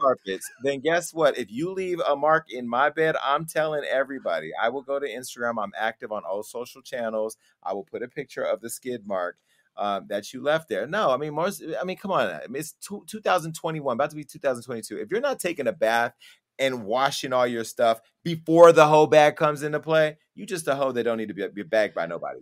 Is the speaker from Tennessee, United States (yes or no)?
no; Stockton, California, United States; now in Los Angeles, United States; my hometown. I went back and I helped get Mayor Kevin Lincoln elected